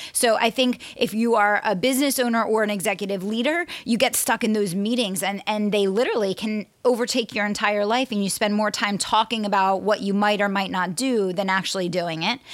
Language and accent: English; Pennsylvania, United States; Pennsylvania, my home state